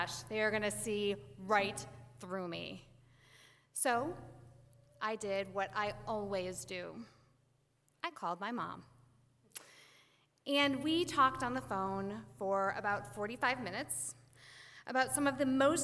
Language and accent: English; Western Springs, Illinois, United States; I grew up here in Western Springs over on Clawson